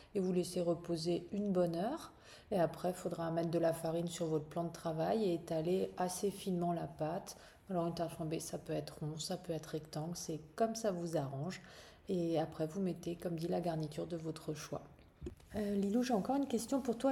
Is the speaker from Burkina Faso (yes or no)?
no; Alsace, Grand Est, France; on est originaire d'Alsace